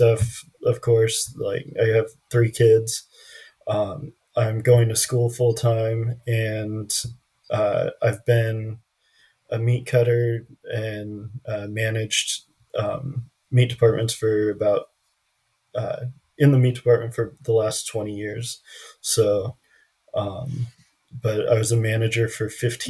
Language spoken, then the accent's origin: English; San Jose, California, United States; moved away as an adult; now in Central Coast, California, United States; Originally from San Jose